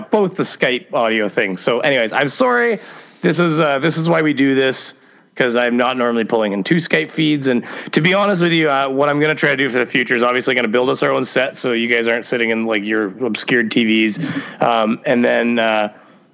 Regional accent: Canada; I have THC pumping in my veins as a Canadian

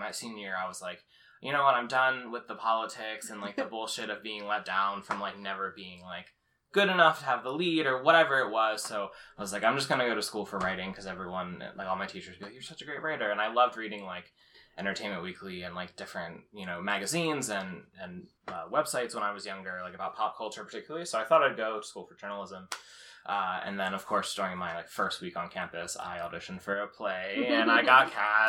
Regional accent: Haddon Township, New Jersey, United States; I'm from South Jersey. I grew up in Haddon Township, went to high school there

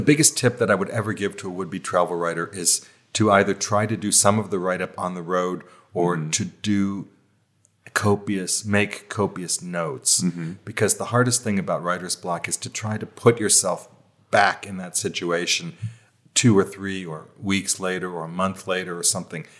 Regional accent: United States; moved away; which of course is my home country

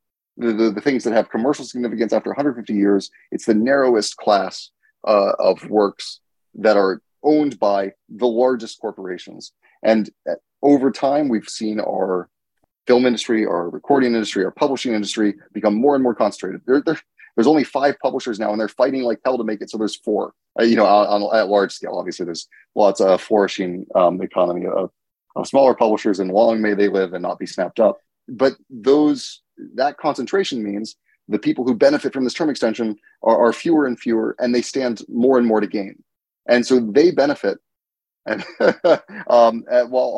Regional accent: United States; I'm from the United States

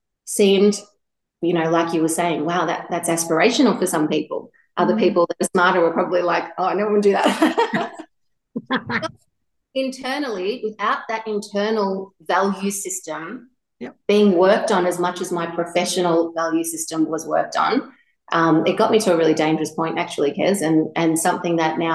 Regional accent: Gippsland, Victoria, Australia; also born or lived in Melbourne; I grew up here in Gippsland

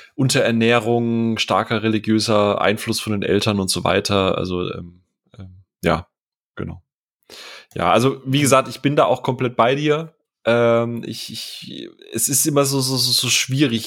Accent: Rheinstetten, Baden-Württemberg, Germany; moved away; also born or lived in Bavaria; da wachse ich in, in Rheinstetten Mörsch auf

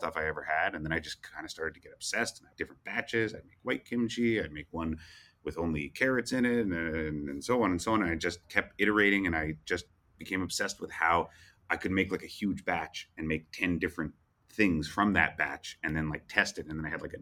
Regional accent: Vancouver, British Columbia, Canada; now in United States; I'm from Vancouver, Canada, which has like a massive Asian population

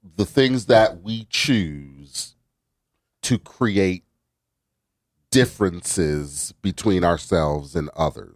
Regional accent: New Haven, Connecticut, United States; I grew up in New Haven. I went to Wilbur Cross

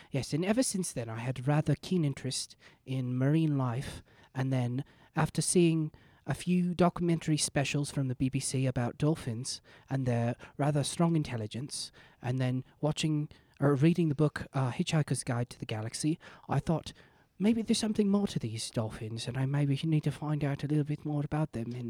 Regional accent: England, United Kingdom; I'm British.

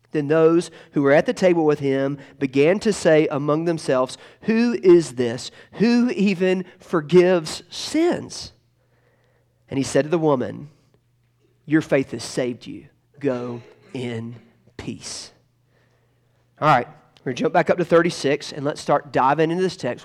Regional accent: Tocqueville, Georgia, United States; moved away; the last time I ever preached in Tocqueville, Georgia, um, uh, which is my hometown

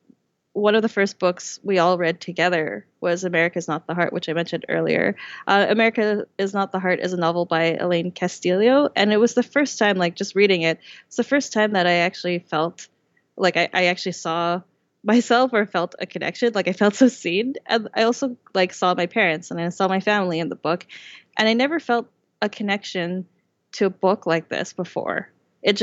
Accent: Vancouver, British Columbia, Canada; I was born and raised in Vancouver. I've never lived anywhere else.

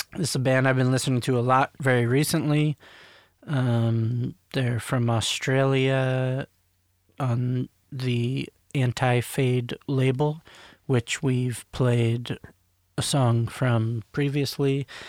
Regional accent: Maryland, United States; I grew up in Maryland, like outside of DC

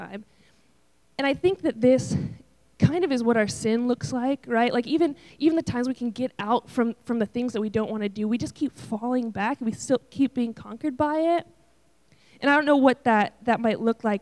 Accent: Buffalo, New York, United States; I grew up in Buffalo, New York, where it snows about 13 months out of the year.

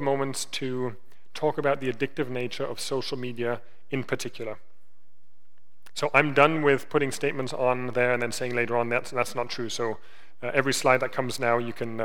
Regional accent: Germany; moved away; I grew up in Germany. I grew up in Germany in the 90s.

